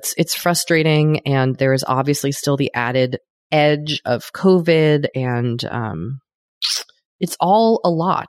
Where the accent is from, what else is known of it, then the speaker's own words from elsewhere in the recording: Los Angeles, California, United States; I'm from Los Angeles.